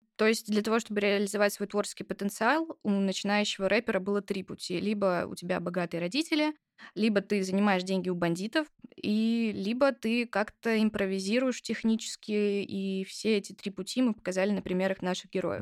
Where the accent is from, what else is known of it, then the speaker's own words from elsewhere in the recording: Sochi, Krasnodar Krai, Russia; посвященную моему родному городу.